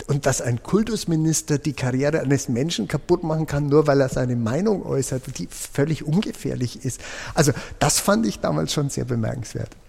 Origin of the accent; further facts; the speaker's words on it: Nuremberg, Bavaria, Germany; Ich fühle Österreich als meine Heimat, obwohl ich in Nürnberg geboren bin. Äh, aber die Mentalität der Österreicher ist schon weit von dem entfernt, was ich als Franke, wie ich mich fühle, äh, wahrnehme